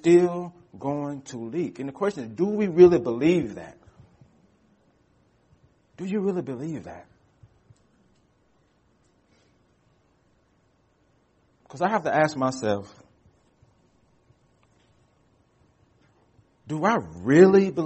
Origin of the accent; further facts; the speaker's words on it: United States; we as American Christians